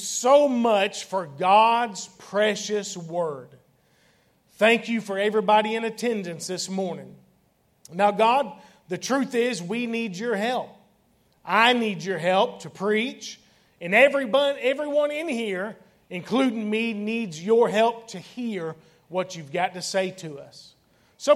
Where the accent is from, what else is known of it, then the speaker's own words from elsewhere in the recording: South Florida, United States; I grew up in South Florida